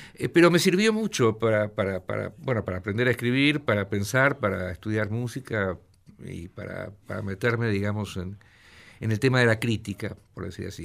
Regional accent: Mar del Plata, Buenos Aires Province, Argentina; moved away as an adult; also born or lived in São Paulo; soy de Mar del Plata. Viví en Mar del Plata hasta los 19 años

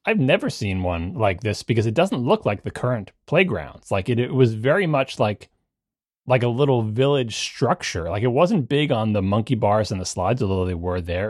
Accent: Long Island, New York, United States; I grew up on Long Island

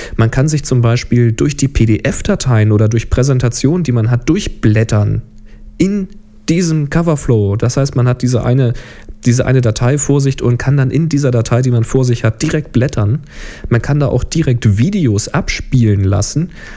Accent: Germany; bei uns in Deutschland

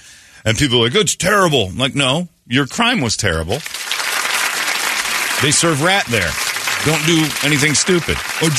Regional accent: Indiana, United States; moved away; that's my home state.

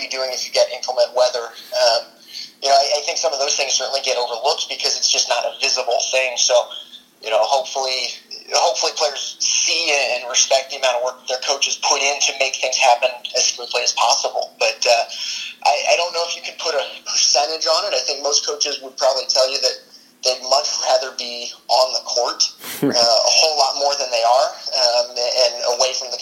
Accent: Bloomington, Indiana, United States; as a kid growing up in Bloomington

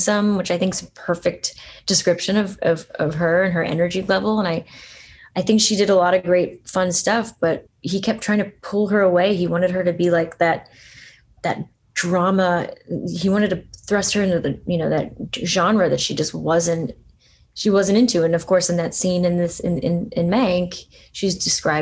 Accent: Allentown, Pennsylvania, United States; I grew up in Allentown

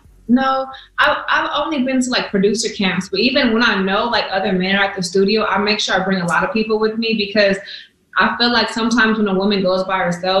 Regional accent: California, United States; and I'm from the Bay, so the H means hyphy.

